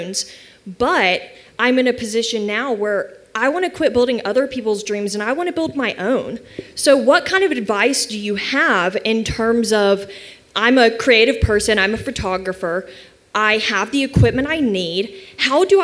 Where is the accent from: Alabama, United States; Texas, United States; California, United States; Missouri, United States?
Alabama, United States; Auburn; moved away as an adult; now in Birmingham, United States; I am originally from Auburn, but I've been in Birmingham for about 6 years now.